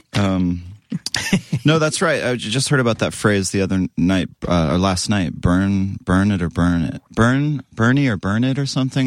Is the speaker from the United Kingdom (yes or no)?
no; Western Canada, near Vancouver, British Columbia, Canada; moved away; I grew up in Canada, West Co-